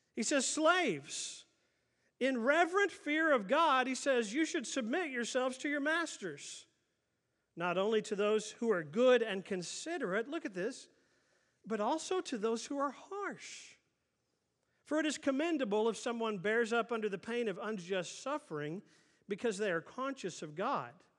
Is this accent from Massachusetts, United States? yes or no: no; Oklahoma City, Oklahoma, United States; growing up in Oklahoma City